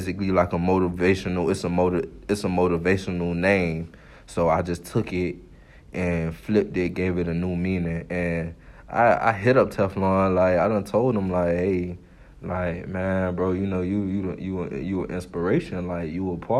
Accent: Miami, Florida, United States; I'm from Miami, Florida

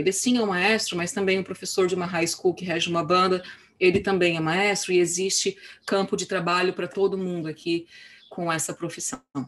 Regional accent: São Paulo, Brazil; moved away as an adult; now in California, United States; eu morei a minha vida inteira em São Paulo e estudei música em São Paulo

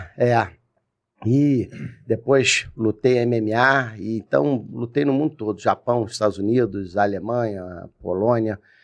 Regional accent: Rio de Janeiro, Brazil; moved away as an adult; also born or lived in Brasília; now in Cabo Frio, Brazil; Eu sou cria lá do Jacaré.

